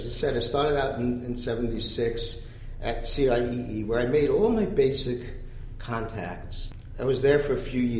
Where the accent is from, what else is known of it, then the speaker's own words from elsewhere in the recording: New York City, New York, United States; I'm a New Yorker.